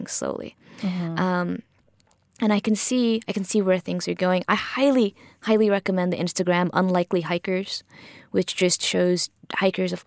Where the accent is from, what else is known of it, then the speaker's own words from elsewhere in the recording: Miami, Florida, United States; I grew up in Miami